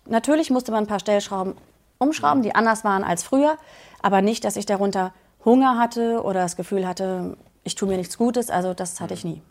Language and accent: German; Berlin, Germany; 42 Jahre alt, äh, komme aus Berlin